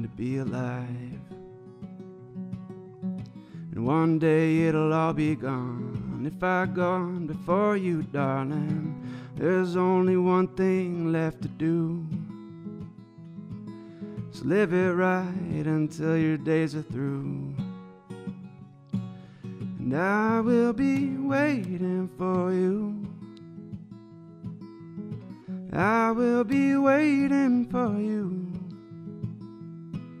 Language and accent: English; Chelsea, Michigan, United States; we're all from Chelsea